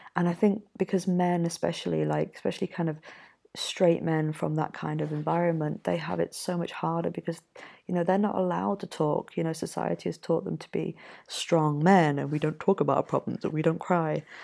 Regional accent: Yorkshire and the Humber, United Kingdom; moved away; also born or lived in Mexico; I'm from Yorkshire myself

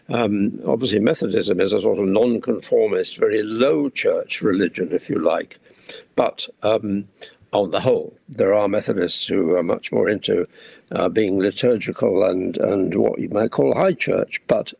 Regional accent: India; born there; And I love India. I was born in India. And so Indian independence was a great event for me

